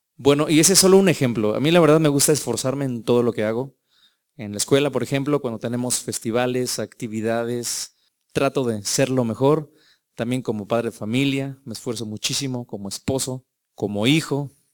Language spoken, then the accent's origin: Spanish; Mexico